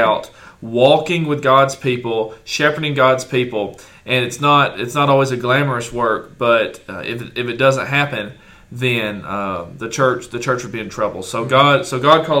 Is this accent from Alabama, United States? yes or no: yes; Hartselle, Alabama, United States; my hometown in Hartsell, Alabama